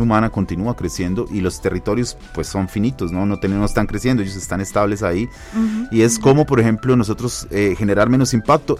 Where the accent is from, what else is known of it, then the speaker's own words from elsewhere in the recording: Colombia; now in Mexico; soy colombiano